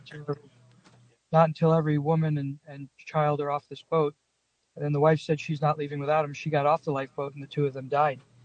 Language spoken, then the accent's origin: English; Long Island, New York, United States; also born or lived in New Jersey; now in Las Vegas, United States; I grew up on Long Island uh, and and then in New Jersey